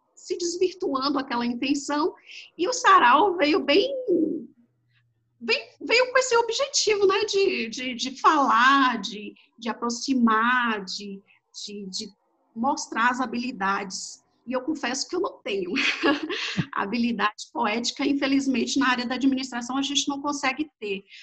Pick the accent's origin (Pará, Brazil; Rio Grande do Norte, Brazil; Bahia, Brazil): Bahia, Brazil; accent: Bahian; O sotaque não nega, né? Sou da Bahia